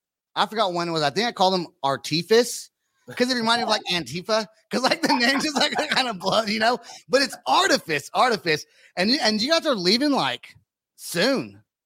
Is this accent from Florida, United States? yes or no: no; Bay Area, California, United States; now in Oklahoma, United States; But I'm from the Bay Area, right, originally.